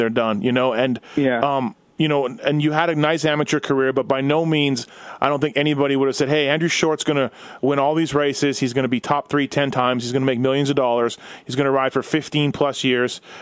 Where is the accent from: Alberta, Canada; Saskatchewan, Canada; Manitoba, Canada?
Manitoba, Canada; Winnipeg; I grew up in Winnipeg